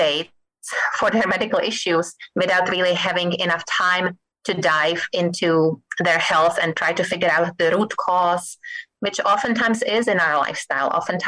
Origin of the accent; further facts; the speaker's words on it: Czechia; moved away as an adult; also born or lived in Massachusetts, United States; now in Kansas City, United States; I lived in Massachusetts for about 23 years. Initially, I came to Massachusetts from Czech Republic. You probably can detect my accent. After medical school in Czech Republic, I just wanted to live somewhere else and see how people live in other countries.